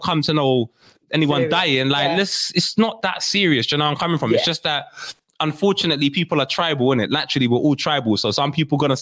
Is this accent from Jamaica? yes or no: yes; Jamaica; I'm Jamaican